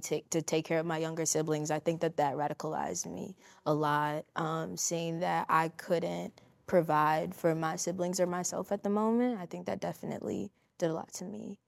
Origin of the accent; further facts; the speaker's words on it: Chicago, Illinois, United States; growing up in Chicago